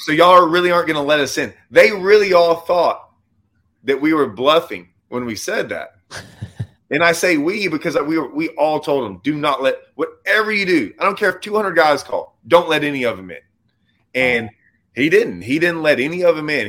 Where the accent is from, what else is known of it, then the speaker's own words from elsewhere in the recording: Lake Livingston, Texas, United States; also born or lived in Houston, Texas / Nacogdoches, Texas; I grew up on Livingston